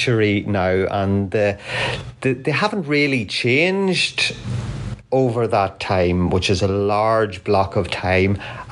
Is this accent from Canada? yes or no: no; Crossmaglen, Northern Ireland, United Kingdom; when I was a young boy growing up in Cross MacLean